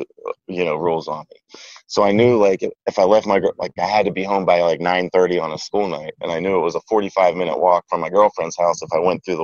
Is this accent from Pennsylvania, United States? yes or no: yes; Beaver County, Pennsylvania, United States; moved away; where I grew up in Beaver County is, so like south and east of where I grew up was, you had the suburbs of Pittsburgh